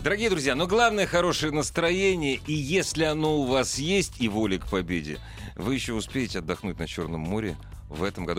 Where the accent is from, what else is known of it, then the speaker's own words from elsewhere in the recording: Moscow, Russia; я как москвич